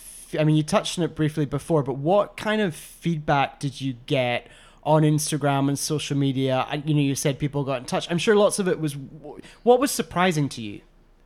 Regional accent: Scotland, United Kingdom; being Scottish

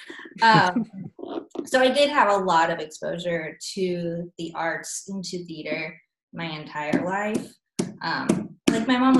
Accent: Nebraska, United States; also born or lived in Northwest Missouri; now in Kansas City, United States; I'm from Nebraska.

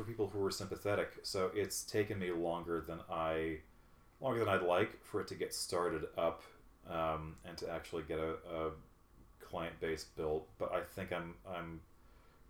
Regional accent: Chicago, Illinois, United States; moved away as an adult; also born or lived in Germany; now in Los Angeles, United States; we're from the Midwest and this is great. It's cold, it's rainy, it's a season. So it's been really good to be back in the Midwest. In Chicago and Illinois is home

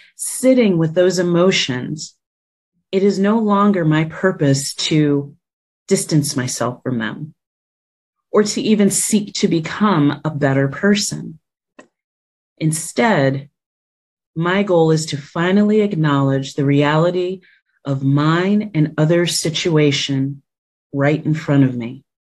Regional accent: New Jersey, United States; moved away as an adult; now in Washington, D.C., United States; faith community surrounding me growing up in New Jersey

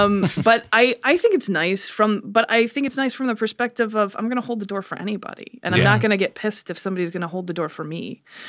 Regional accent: South Carolina, United States; I'm from the South.

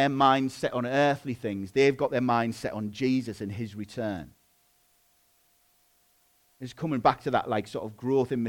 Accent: England, United Kingdom; I'm a British citizen

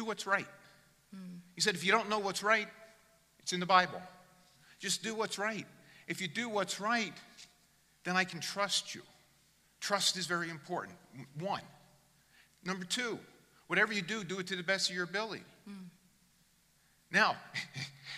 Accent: New Jersey, United States; Born in God's country, New Jersey. I'm an American

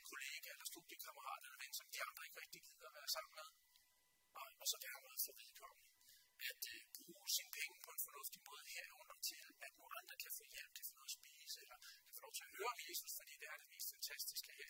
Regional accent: Denmark; vi danskere

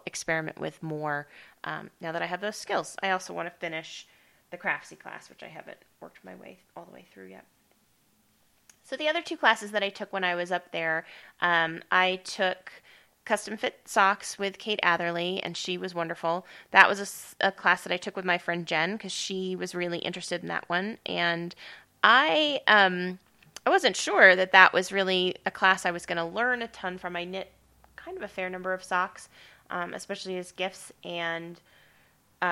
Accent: Estes Park, Colorado, United States; moved away; Estes Park is my hometown. That's where I grew up

